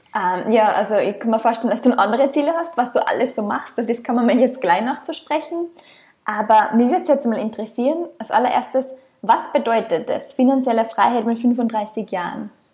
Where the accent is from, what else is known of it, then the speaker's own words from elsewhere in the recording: Austria; moved away as an adult; ich komme ursprünglich aus Österreich